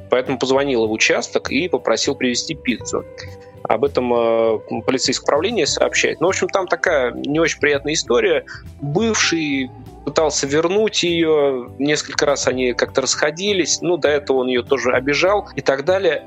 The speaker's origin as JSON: {"language": "Russian", "town": "Nizhny Novgorod", "region": "Nizhny Novgorod Oblast", "country": "Russia", "tie": "born or raised there", "moved": "as an adult", "lives_now": "Moscow, Russia", "said": "Я жил до того, как переехал в Москву, в Нижнем Новгороде. Это моя малая родина, и я там прожил большую часть своей жизни"}